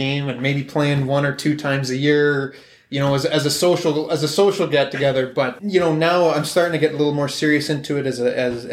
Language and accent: English; Canada; as a Canadian